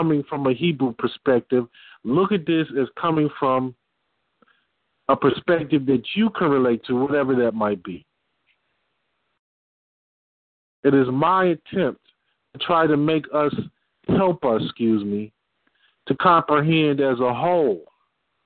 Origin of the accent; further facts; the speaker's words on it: Detroit, Michigan, United States; I'm from Detroit